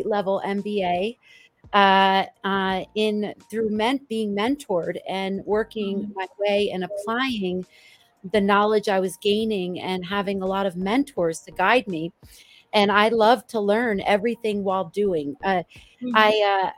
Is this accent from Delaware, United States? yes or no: no; New Jersey, United States; moved away as an adult; also born or lived in New York City; now in Boulder, United States; I grew up in New Jersey, the child of two immigrants